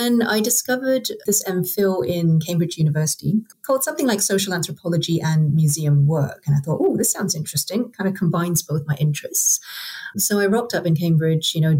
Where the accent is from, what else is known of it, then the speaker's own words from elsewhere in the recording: Singapore; now in United Kingdom; I grew up in Singapore where nobody had ever heard of social anthropology.